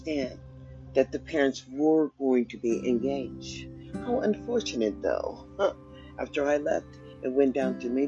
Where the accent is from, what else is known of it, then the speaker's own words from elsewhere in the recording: United States; also born or lived in Sacramento; now in Nevada, United States; I'm an American citizen. I was born in America